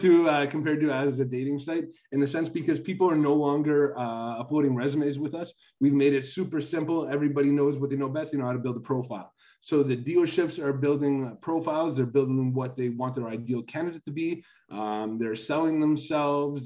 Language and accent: English; Canada; I'm originally from Canada